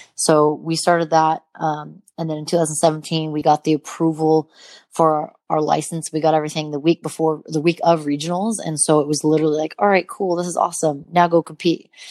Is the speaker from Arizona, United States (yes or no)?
no; Montana, United States; growing up in Montana, um, having mountains around me